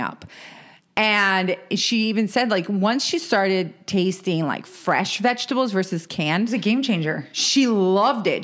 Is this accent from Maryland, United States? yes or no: yes; Maryland, United States; moved away; we're from Maryland originally